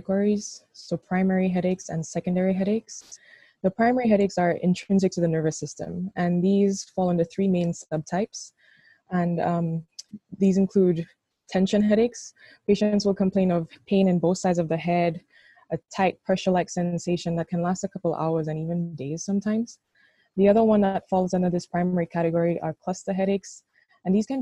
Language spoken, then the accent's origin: English; St. Lucia; moved away as an adult; also born or lived in Jamaica; now in Rochester, United States; I'm from St. Lucia